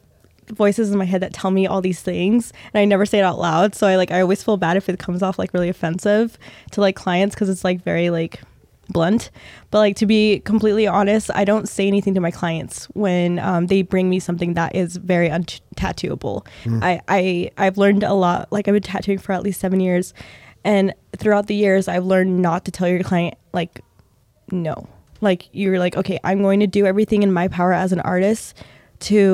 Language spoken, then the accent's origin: English; Logan, Utah, United States; now in Ogden, United States; I'm originally from Logan, Utah, okay. and when I lived in Logan